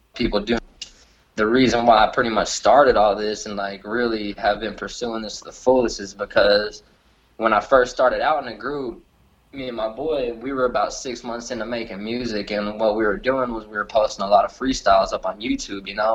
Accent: Lockhart, Texas, United States; I'm a kid from Lockhart, Texas, and now I'm here in New York

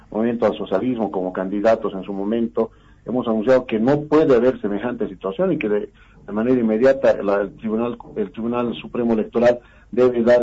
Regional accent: Bolivia; nosotros como, como bolivianos, como trabajadores, tenemos la razón

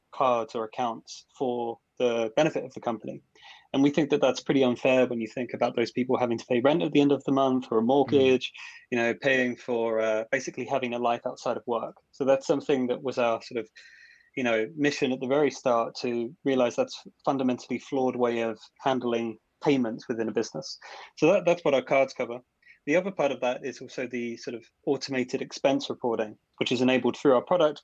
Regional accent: Essex, East of England, United Kingdom; moved away as an adult; now in Copenhagen, Denmark; I'm from Essex, born and raised originally

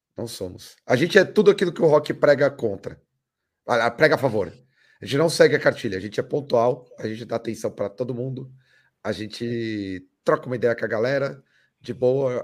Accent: Brazil; a gente vive enquanto brasileiros

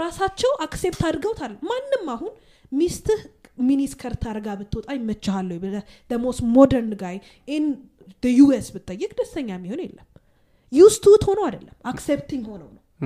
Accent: Addis Ababa, Ethiopia; ሴቶች አዲስ አበባ ውስጥ ተወልደን

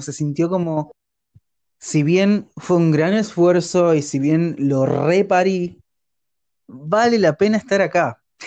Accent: Argentina; soy argentino

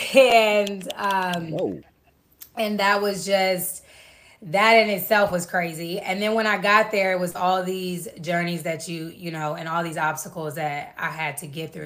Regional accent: Atlanta, Georgia, United States; I'm from Atlanta

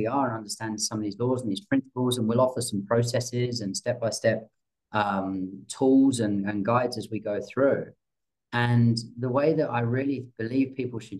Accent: England, United Kingdom; I'm English

